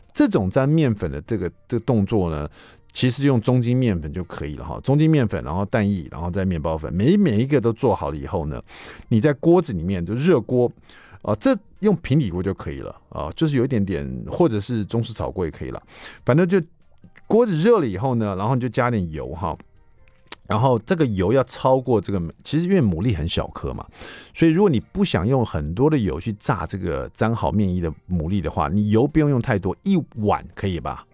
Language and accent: Chinese; Taiwan; 比如说我们台湾人喜欢吃那种海鲜粥